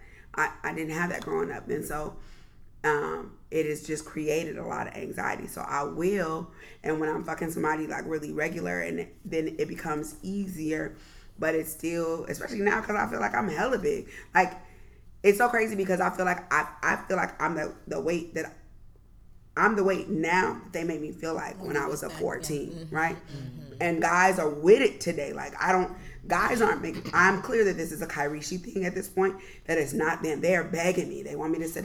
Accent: Southern California, United States; I grew up in Southern California

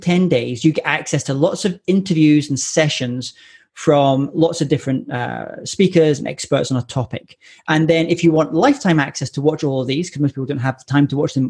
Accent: Scotland, United Kingdom; I'm Scottish

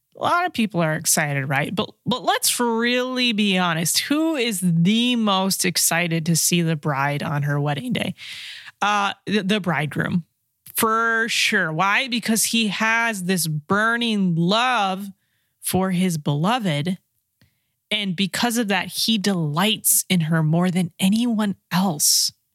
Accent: California, United States; I am from California

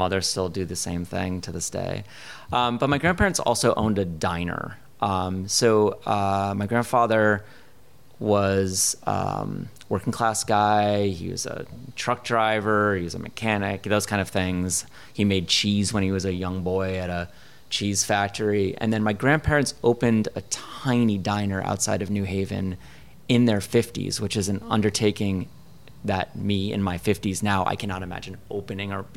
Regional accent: New Haven, Connecticut, United States; moved away as an adult; also born or lived in Providence, Rhode Island; now in Chicago, United States; I grew up in Connecticut

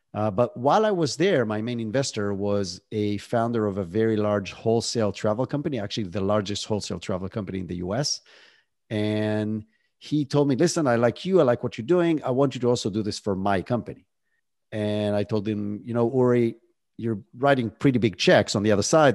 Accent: Israel; moved away as an adult; now in United States; I was born and raised in Israel, that's where the accent is from

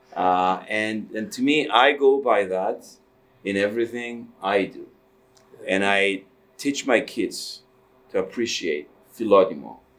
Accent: Cyprus; now in Canada; I did come to Canada in the uh, the end of '74. Um, I was born in Cyprus

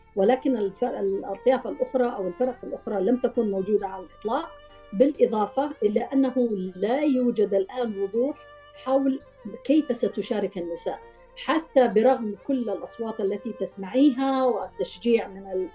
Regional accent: Yemen; نحن كمجتمع يمني

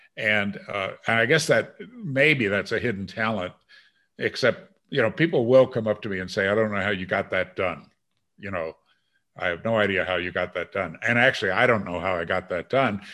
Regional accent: Green Bay, Wisconsin, United States; also born or lived in China; growing up in Green Bay, Wisconsin

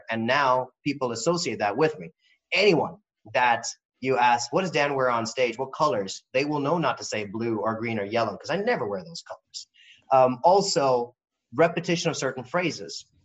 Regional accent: India; I'm not going to hide behind the fact that I am Indian or that I don't have a home anywhere

